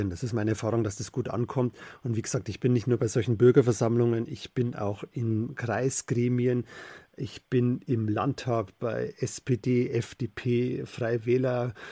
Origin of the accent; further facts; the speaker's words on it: Bavaria, Germany; in meiner Heimat im Bayerischen Wald